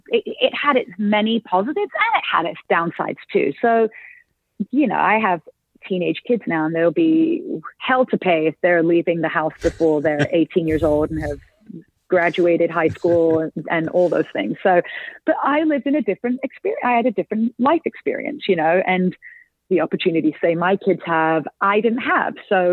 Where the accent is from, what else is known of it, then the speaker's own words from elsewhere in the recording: England, United Kingdom; very much is about sort of growing up in Northern England and being bullied, misunderstood, feeling like an outcast.